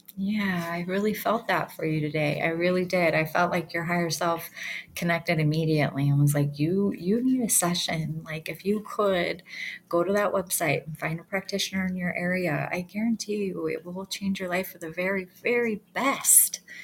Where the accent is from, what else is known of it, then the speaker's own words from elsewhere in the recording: Michigan, United States; also born or lived in Detroit; now in Yellowstone, United States; I'm from Michigan